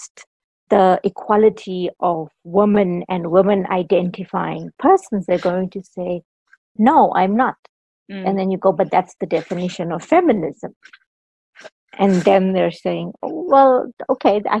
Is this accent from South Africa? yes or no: yes; South Africa; I'm South African.